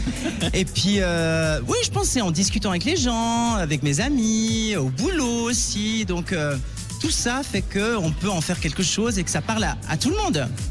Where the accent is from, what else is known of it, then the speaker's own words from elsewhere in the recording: Valais, Switzerland; j'ai grandi en Valais